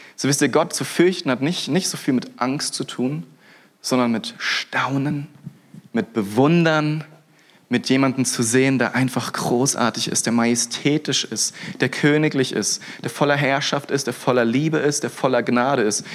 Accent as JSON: {"language": "German", "town": "Freiburg", "region": "Baden-Württemberg", "country": "Germany", "said": "Freiburg, ja, wo ich herkomme"}